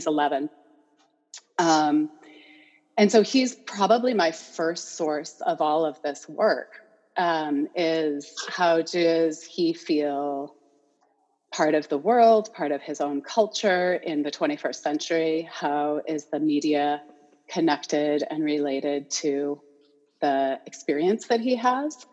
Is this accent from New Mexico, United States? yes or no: yes; Santa Fe, New Mexico, United States; moved away as an adult; now in Fairbanks, United States; I'm originally from Santa Fe, New Mexico